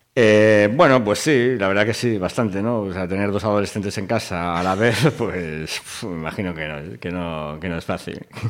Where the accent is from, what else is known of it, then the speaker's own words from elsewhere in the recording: Vigo, Galicia, Spain; mi padre era profesor en Vigo y con lo cual pues eh, vivimos en Vigo y nacimos en Vigo